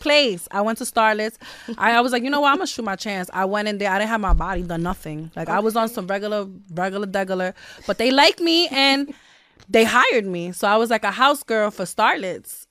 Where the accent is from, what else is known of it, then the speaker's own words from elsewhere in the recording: New York City, New York, United States; I grew up there, and I have a lot of beautiful memories there